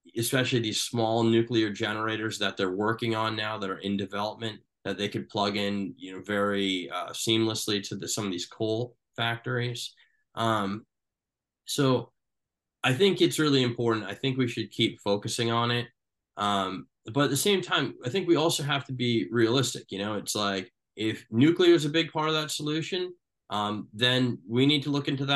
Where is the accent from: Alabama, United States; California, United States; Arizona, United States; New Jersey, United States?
New Jersey, United States; I'm from New Jersey